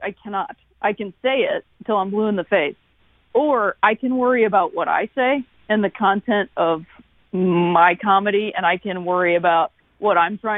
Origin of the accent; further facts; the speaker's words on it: Akron, Ohio, United States; also born or lived in Chicago; now in St. Louis, United States; I'm from Akron, Ohio, and that's, you know, northeastern Ohio